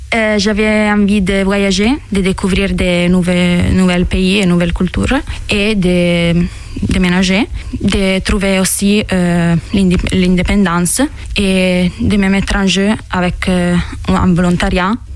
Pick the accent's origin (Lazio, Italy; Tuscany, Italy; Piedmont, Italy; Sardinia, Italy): Piedmont, Italy; Mondovì; French is a second language; moved away as an adult; now in France; Je viens d'Italie, euh, d'un village qui s'appelle Mondovi, dans la province de Cuneo, dans le nord de l'Italie